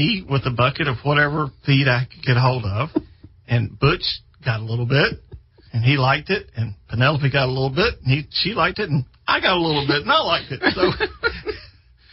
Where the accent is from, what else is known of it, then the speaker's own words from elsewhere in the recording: Greenville, South Carolina, United States; also born or lived in Chester, South Carolina; we moved from Chester to Greenville